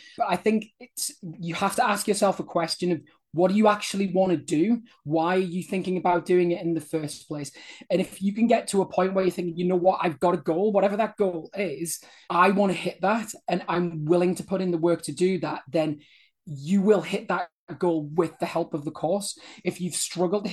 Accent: United Kingdom; I'm British

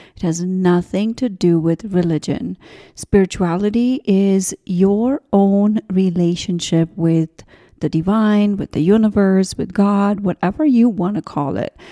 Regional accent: India; moved away; I grew up in India

